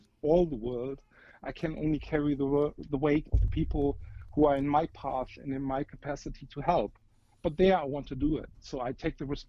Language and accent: English; Germany; I'm 47, I'm from Germany, married to an Indian.